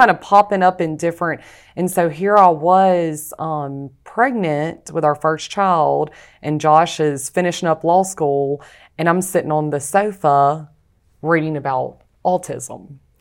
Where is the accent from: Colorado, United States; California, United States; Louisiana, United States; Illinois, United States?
Louisiana, United States; Rayville; also born or lived in Alabama; I'm from Ravel, Louisiana